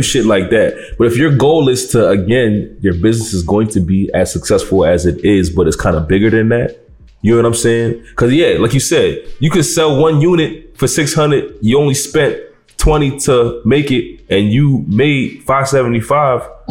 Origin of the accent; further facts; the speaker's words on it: Nigeria; being Nigerian